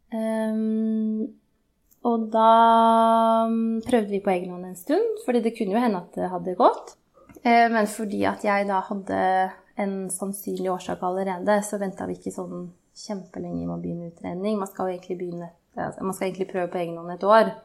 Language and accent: Norwegian; Hamar, Innlandet, Norway; moved away as an adult; also born or lived in Oslo / Trondheim; var jeg hjemme på Hamar